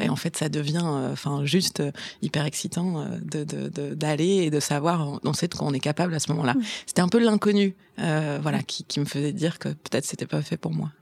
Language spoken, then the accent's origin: French; Brussels, Brussels-Capital Region, Belgium; born or raised there; also born or lived in German-speaking Community of Belgium